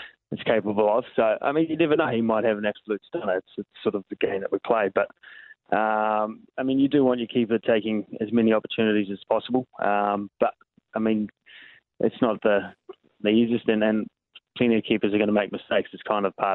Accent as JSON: {"language": "English", "town": "Hamilton", "region": "Waikato", "country": "New Zealand", "tie": "born or raised there", "said": "it's my hometown"}